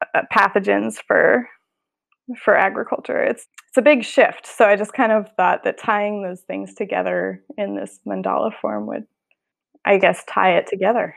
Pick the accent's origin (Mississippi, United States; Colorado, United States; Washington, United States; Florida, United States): Colorado, United States; now in San Francisco, United States; I grew up in Colorado, so my family's still there